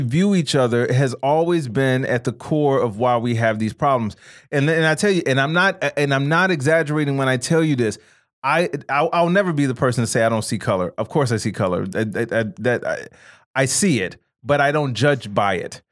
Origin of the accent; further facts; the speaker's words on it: Chicago, Illinois, United States; I grew, growing up in Chicago, 'cause Chicago is still a very segregated city